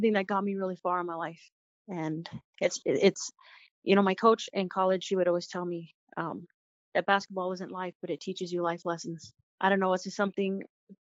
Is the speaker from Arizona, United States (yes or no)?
yes; Lehi, Arizona, United States; I'm from Lehigh